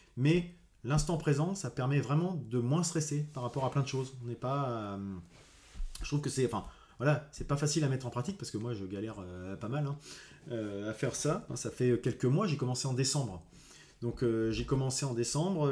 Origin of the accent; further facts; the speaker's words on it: Rouen, Normandy, France; je suis de Rouen